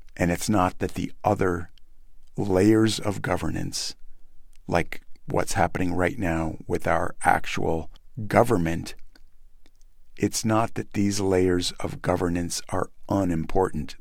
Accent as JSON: {"language": "English", "country": "United States"}